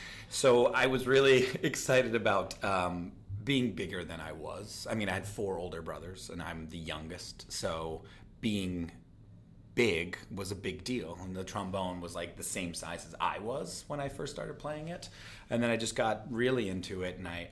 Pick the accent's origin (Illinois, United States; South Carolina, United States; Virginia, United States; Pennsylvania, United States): Pennsylvania, United States; also born or lived in Philadelphia; Born in Philly and then moved outside of it.